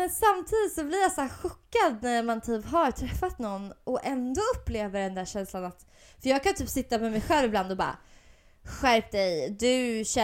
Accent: Gotland, Sweden; accent: gotländska; Men jag har ju velat snacka gotländska så jävla länge så nu, har, nu har det fan kommit av sig själv.

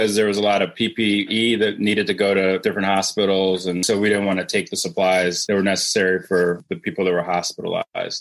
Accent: Cleveland, Ohio, United States; moved away as an adult; now in Atlanta, United States; I'm from Cleveland

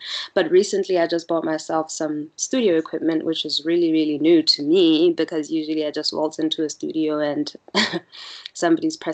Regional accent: Botswana; also born or lived in Malaysia; I'm born and bred in Botswana

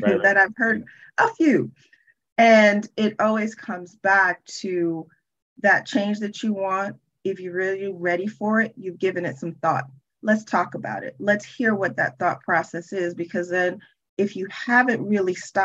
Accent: New York City, New York, United States; I actually was born and raised in Brooklyn, New York

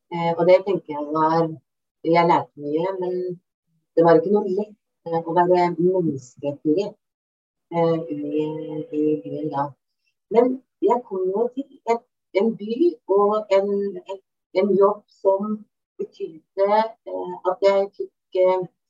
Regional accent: Bamble, Telemark, Norway; moved away as an adult; now in Lillehammer, Norway; kom jeg tilbake til Bamble i Telemark, som jeg kommer eh, opprinnelig fra

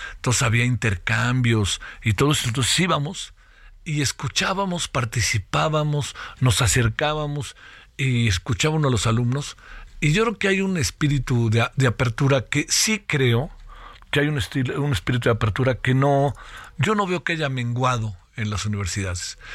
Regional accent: Mexico; somos los mexicanos

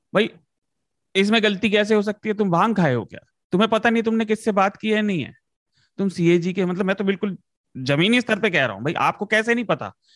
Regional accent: Uttar Pradesh, India; मैं उत्तर प्रदेश से आता हूँ

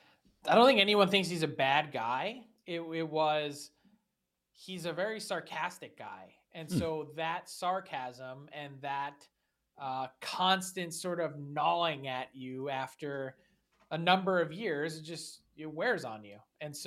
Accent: Philadelphia, Pennsylvania, United States; I'm from Philly and I'm a prick, so I can say that.

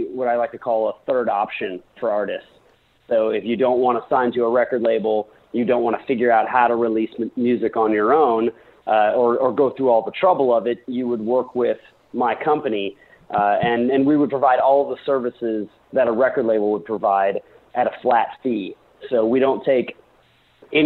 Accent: Indiana, United States; moved away as an adult; now in New York, United States; I grew up in Indiana

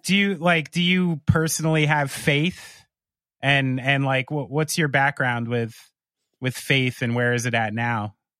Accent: United States; as an American

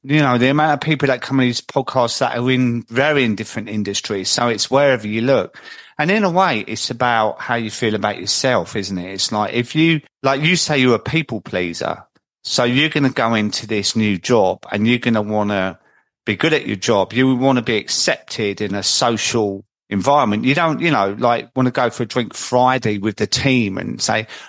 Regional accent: Croydon, London, United Kingdom; I'm 54 years old, covered in tattoos, and I'm a bloke from Croydon

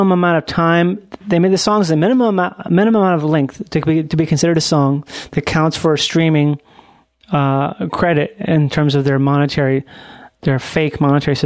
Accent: Minnesota, United States; I'm from Minnesota

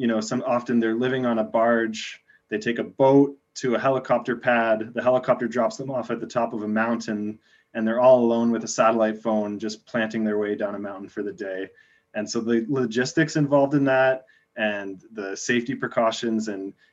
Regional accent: Plattsville, Ontario, Canada; moved away as an adult; now in British Columbia, Canada; I grew up in Ontario, like small town Ontario

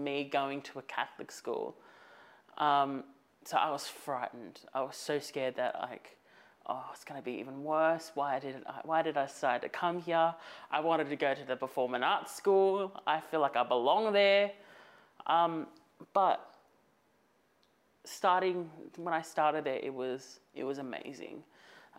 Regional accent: Campbelltown, New South Wales, Australia; I'm a proud Wiradjuri Gringring Tongan man living in between Campbelltown and Camden

